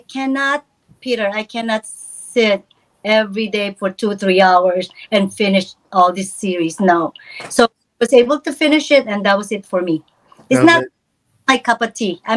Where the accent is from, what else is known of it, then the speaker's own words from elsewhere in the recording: Philippines; moved away; was growing up in the Philippines